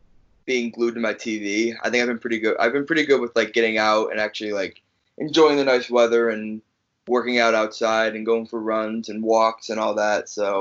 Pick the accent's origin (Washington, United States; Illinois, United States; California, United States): Illinois, United States; Chicago; also born or lived in New Jersey; I'm from Chicago, but I was originally born in New Jersey. So, growing up, I would watch wrestling with my cousins.